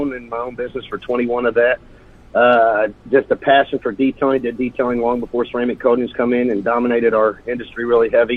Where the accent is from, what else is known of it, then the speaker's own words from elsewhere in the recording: Indianapolis, Indiana, United States; I grew up in Indy, used to go to Speedway Elementary School still sixth grade, and then moved to the school district just west of Speedway. So I grew up Speedway. I mean, I'm an Indianapolis boy, born and raised